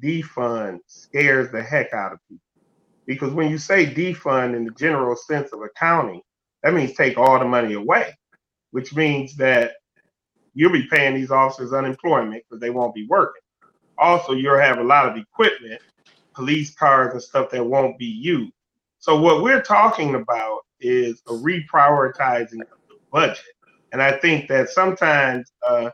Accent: Detroit, Michigan, United States; I'm from Detroit

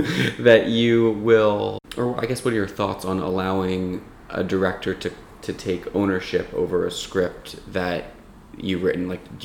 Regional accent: Cherry Hill, New Jersey, United States

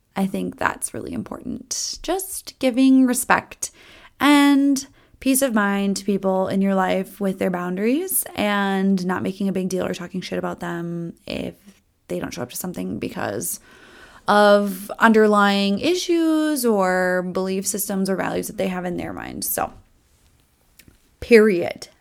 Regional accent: Minnesota, United States; accent: Minnesota; I tell people I'm from Minnesota all the time. My Minnesota accent comes out on specific types of words

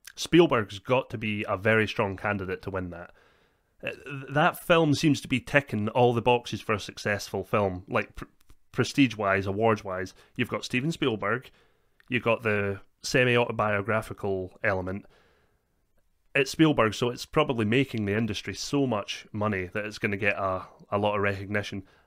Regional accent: Scotland, United Kingdom; we are Scottish

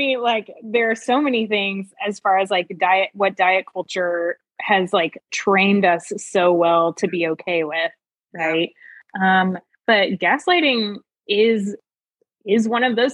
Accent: United States; I grew up in the United States, like in the 90s and the 2000s

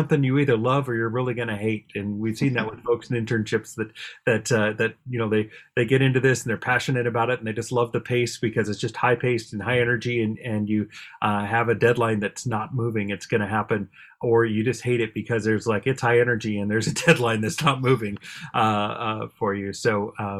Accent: Bothell, Washington, United States; I grew up in the Bothell area

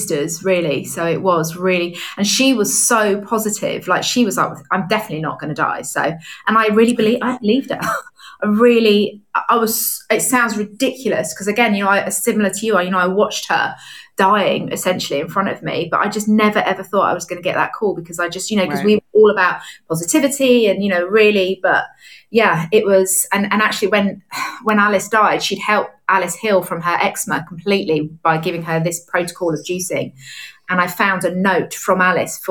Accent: London, United Kingdom; moved away as an adult; now in Nashville, United States; I'm from London

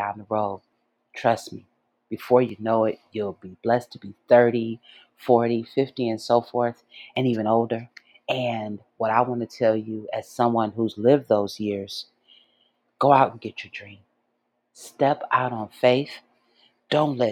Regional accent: Detroit, Michigan, United States; moved away as an adult; my hometown of Detroit

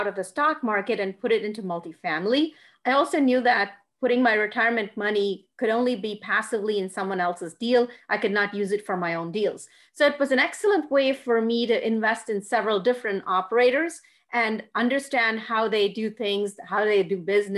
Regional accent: India; moved away as an adult; now in Dallas, United States; I'm originally from India

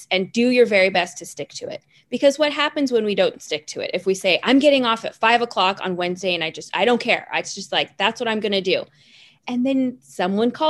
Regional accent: the Bay Area, California, United States; also born or lived in Los Angeles; I originally started down in LA. I I'm from the Bay Area. I graduated from a Paul Mitchell School up here in San Francisco and then moved

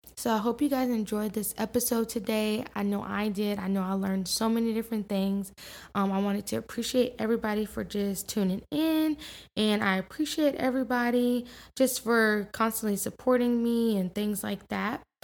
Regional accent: New York, United States; I'm definitely a New Yorker at heart

